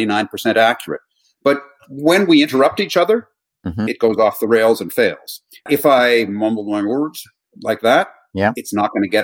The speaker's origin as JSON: {"language": "English", "town": "Toronto", "region": "Ontario", "country": "Canada", "also_born_or_lived": "New York / Miami", "moved": "as an adult", "lives_now": "London, United Kingdom", "said": "I am actually Canadian. I haven't lived in Canada since 1997"}